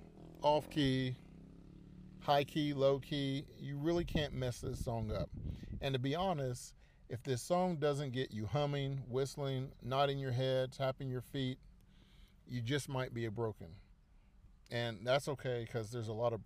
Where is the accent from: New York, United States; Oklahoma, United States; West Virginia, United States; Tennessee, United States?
West Virginia, United States; South Charleston; moved away as an adult; also born or lived in Huntington, West Virginia / Ohio; I'm from West Virginia. I was born in Huntington, West Virginia in September of 1980. Grew up in South Charleston, West Virginia.